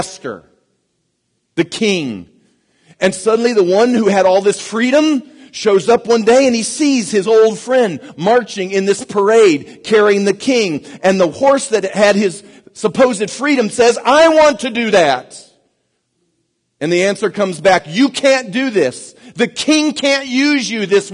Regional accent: United States; I'm an American myself

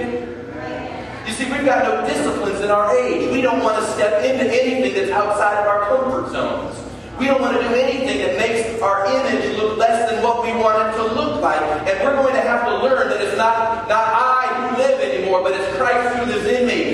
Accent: United States

